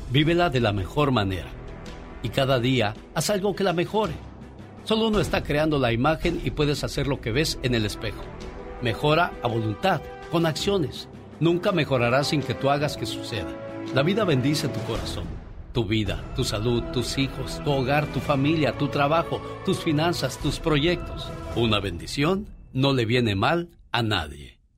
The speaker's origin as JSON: {"language": "Spanish", "town": "Angamacutiro", "region": "Michoacán", "country": "Mexico", "tie": "born or raised there", "moved": "yes", "said": "Un día salí de Angamacutiro, Michoacán, pero Angamacutiro, Michoacán nunca salió de mí."}